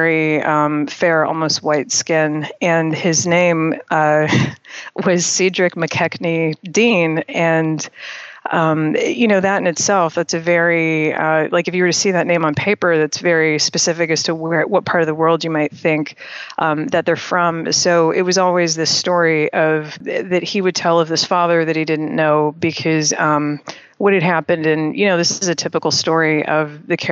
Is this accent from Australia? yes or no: no; Toronto, Ontario, Canada; moved away as an adult; now in New York, United States; I was born and raised in Toronto, Canada.